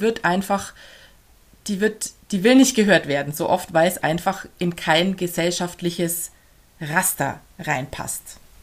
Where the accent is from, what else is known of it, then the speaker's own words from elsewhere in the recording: Augsburg, Bavaria, Germany; accent: Swabian; now in near Regensburg, Germany; Gebürtig komme ich eigentlich aus Augsburg